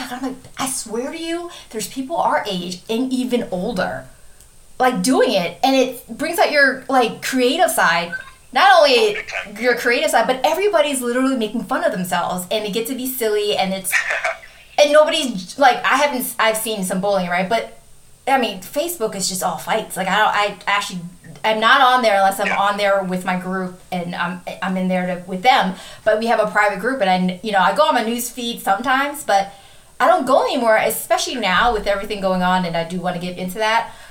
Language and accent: English; Wisconsin, United States; I'm from Wisconsin.